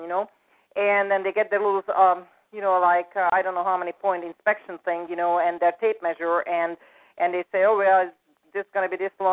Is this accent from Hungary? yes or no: yes; Hungary; moved away; I'm from Hungary originally